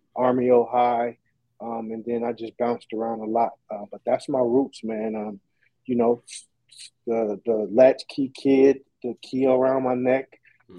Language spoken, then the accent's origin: English; Oakland, California, United States; also born or lived in Fairfield, California; I grew up in in East Oakland. Uh, that's where I'm from.